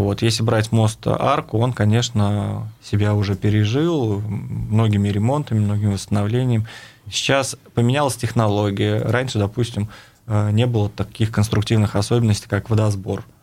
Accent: Saratov, Saratov Oblast, Russia; moved away as an adult; now in Ufa, Russia; я являюсь уроженцем города Саратова

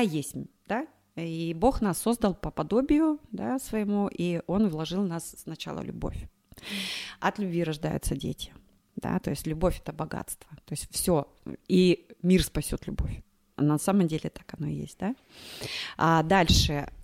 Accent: Krasnoyarsk, Krasnoyarsk Krai, Russia; moved away as an adult; now in Moscow, Russia; я сама из Красноярска

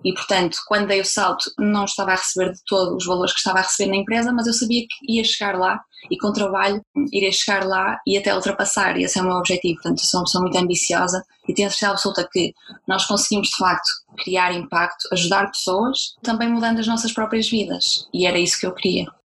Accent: Braga, Norte, Portugal; moved away as an adult; also born or lived in Germany; eu estava a viver em Portugal, eu sou de Braga

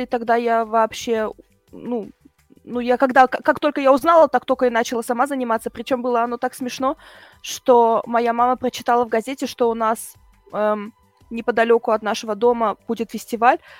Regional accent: Germany; also born or lived in Bryansk, Russia; в первый мой день рождения мы переехали в Германию по еврейской миграции

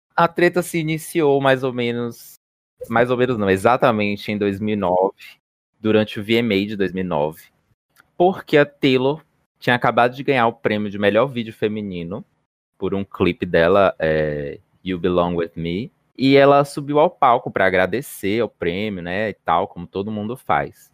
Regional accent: Bahia, Brazil; Tenho 25 anos, sou baiana

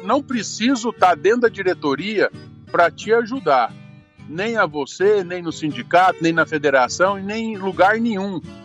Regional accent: Brazil; eu como brasileiro

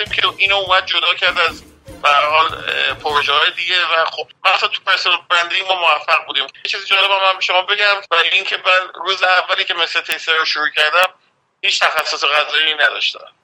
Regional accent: Mashhad, Razavi Khorasan, Iran; moved away as an adult; also born or lived in Manchester, United Kingdom; now in United Kingdom; تو منچستر من متولد شدم هم من هم برادر بزرگم که یک سال من بزرگتره و بعد ما اومدیم ایران و رفتیم مشهد

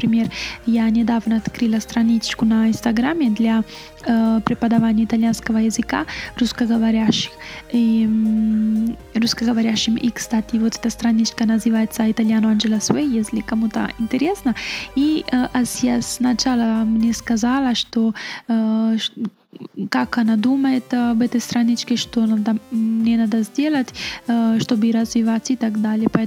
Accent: Italy; Russian is a second language; я работала, потому что я э, из Италии, знаю, конечно, итальянские э, предприятия, но тоже знаю русский язык.

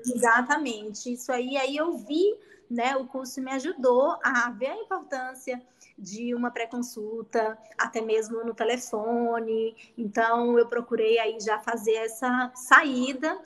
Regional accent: Bahia, Brazil; moved away as an adult; also born or lived in Catanduva; now in Ribeirão Preto, Brazil; eu sou natural da Bahia e vim estudar aqui

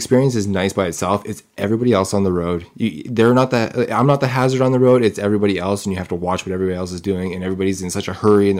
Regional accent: Kootenay area, BC, British Columbia, Canada; now in Calgary, Canada; I'm from BC, I'm from the Kootenay area there, so we're not into the big city types

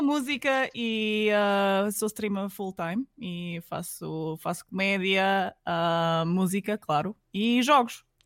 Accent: Alentejo, Portugal; de onde eu venho, que eu venho do Alentejo, né? Eu venho do Alentejo

